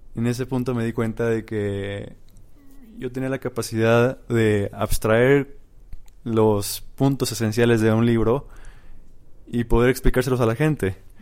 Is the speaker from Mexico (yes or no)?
yes; Mexico; soy eh, un mexicano de 25 años